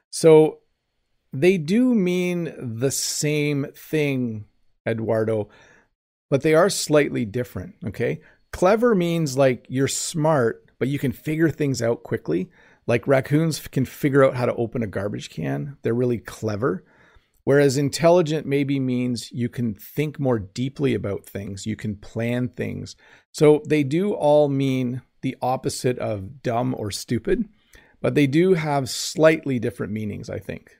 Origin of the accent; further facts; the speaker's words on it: Canada; I'm Canadian